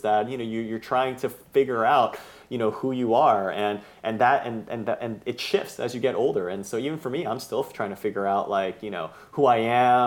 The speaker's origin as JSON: {"language": "English", "area": "Bay Area", "region": "California", "country": "United States", "tie": "born or raised there", "said": "I grew up in the Bay Area"}